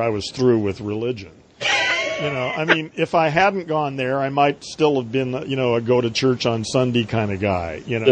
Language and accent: English; Long Beach, California, United States; also born or lived in Beverly Hills / San Diego; I was in San Diego till the third grade, and then moved to Long Beach and stayed basically there from then on